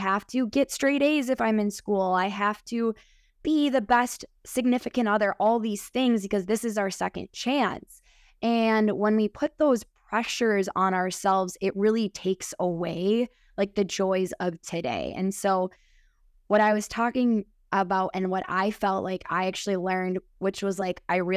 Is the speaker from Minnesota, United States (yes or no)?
yes; Minnesota, United States; accent: Midwest; I am 32 years old from Minnesota. So maybe you can tell in my accent from the Midwest.